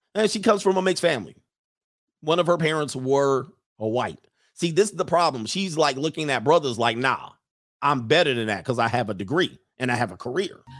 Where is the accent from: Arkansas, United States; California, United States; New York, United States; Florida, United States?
California, United States; growing up in California